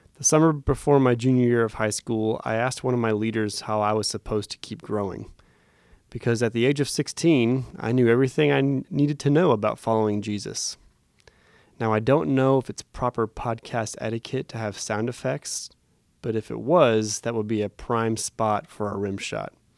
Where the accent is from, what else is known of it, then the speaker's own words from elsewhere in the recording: Phoenix, Arizona, United States; I was born in Phoenix, Arizona